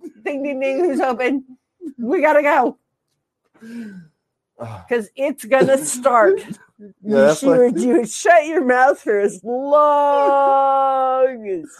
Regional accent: United States; I'm an American. I was born and raised here

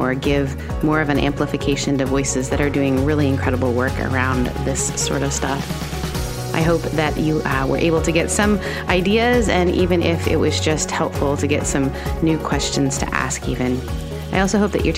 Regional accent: Canada; as a Canadian

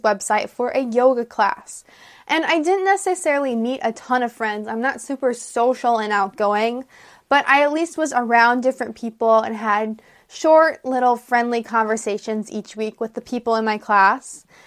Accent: United States; I'm an American English teacher

